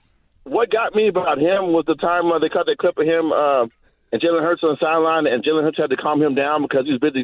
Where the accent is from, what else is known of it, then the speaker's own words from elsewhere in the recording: Southeast Texas, United States; I'm from the South, too. I'm from Southeast Texas.